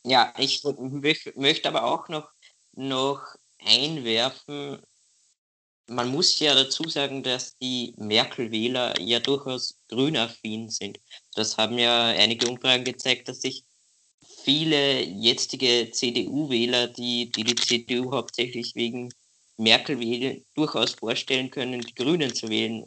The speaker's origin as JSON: {"language": "German", "country": "Austria", "said": "als, als Österreicher"}